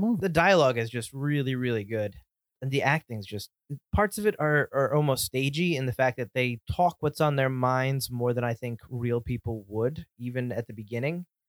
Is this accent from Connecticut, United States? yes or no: yes; Connecticut, United States; we're from Connecticut